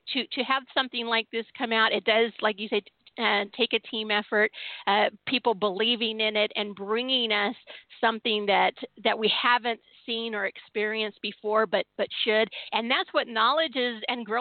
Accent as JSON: {"language": "English", "town": "San Diego", "region": "California", "country": "United States", "tie": "born or raised there", "moved": "yes", "lives_now": "Seattle, United States", "said": "I was born and raised in San Diego, and then I'm a transplant from Seattle"}